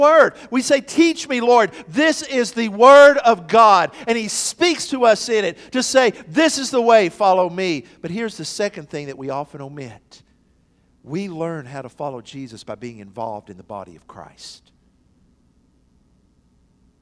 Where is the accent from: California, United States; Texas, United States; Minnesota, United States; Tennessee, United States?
Tennessee, United States; McMinn County; my days growing up in McMinn County